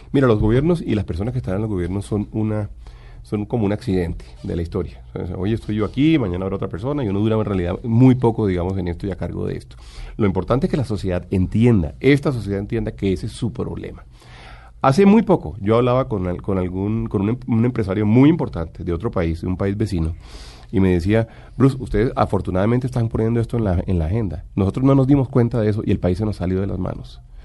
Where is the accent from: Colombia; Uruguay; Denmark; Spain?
Colombia